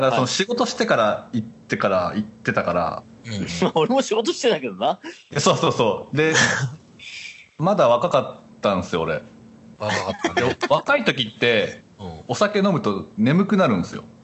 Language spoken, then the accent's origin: Japanese; Misato, Saitama, Japan; born there; 生まれは埼玉なんですよ、ちなみに。あ、そうだったね。全然どうでもいいんですけど。あ、そうだしかも、埼玉でもこう近い方の全然三郷とか分かります